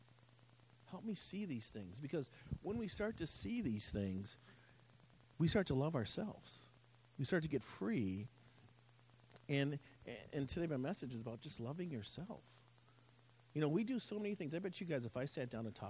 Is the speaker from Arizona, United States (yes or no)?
no; Wisconsin, United States; I grew up in Wisconsin